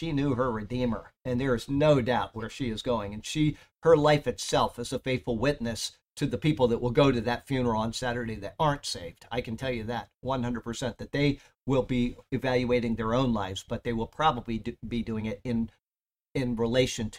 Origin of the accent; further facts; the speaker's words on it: Siesta Key, Florida, United States; Growing up on Siesta Key, the south end of the Key, there were at any time maybe five children